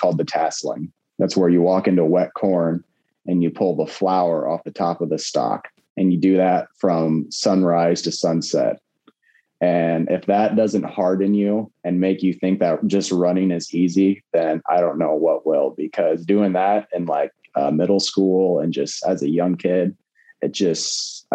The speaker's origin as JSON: {"language": "English", "town": "Manitou", "region": "Illinois", "country": "United States", "tie": "born or raised there", "lives_now": "Morton, United States", "said": "I'm from Manitou, Illinois. It's a very small farming community, about 1,000 people. Now I live in Morton, Illinois."}